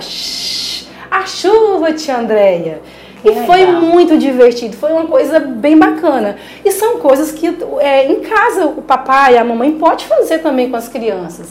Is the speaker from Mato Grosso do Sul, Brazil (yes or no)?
no; Belo Horizonte, Minas Gerais, Brazil; now in Recife, Brazil; Eu sou de Belo Horizonte